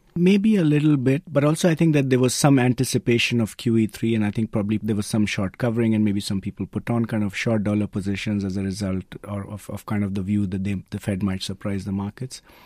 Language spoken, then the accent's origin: English; India; I'm being Indian myself